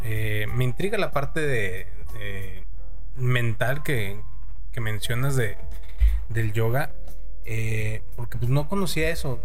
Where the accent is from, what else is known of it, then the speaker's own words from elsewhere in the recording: Mexico; como mexicanos